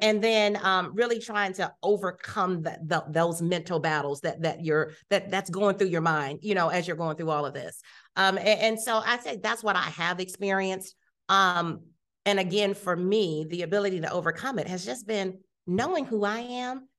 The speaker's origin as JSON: {"language": "English", "town": "Youngstown", "region": "Ohio", "country": "United States", "tie": "born or raised there", "also_born_or_lived": "Columbus, Ohio / Rochester, Minnesota", "moved": "as an adult", "lives_now": "Houston, United States", "said": "I was raised in Youngstown"}